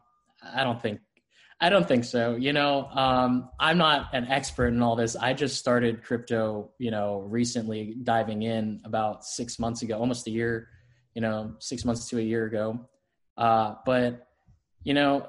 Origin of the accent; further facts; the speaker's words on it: Florida, United States; I'm from Florida. I grew up, born and raised in Florida